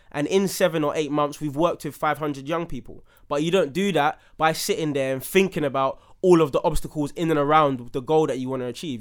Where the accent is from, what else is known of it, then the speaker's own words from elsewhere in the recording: London, United Kingdom; a young black man growing up in Southeast London